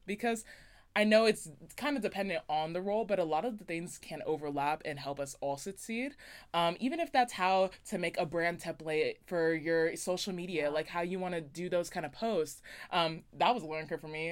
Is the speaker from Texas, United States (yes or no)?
no; Las Vegas, Nevada, United States; moved away; I'm originally from Las Vegas, Nevada